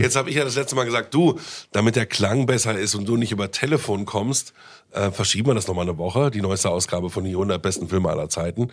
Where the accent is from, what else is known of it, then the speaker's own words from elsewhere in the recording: Bielefeld, North Rhine-Westphalia, Germany; now in Berlin, Germany; ich komme ja aus Bielefeld, da war ich schon Jahre in Berlin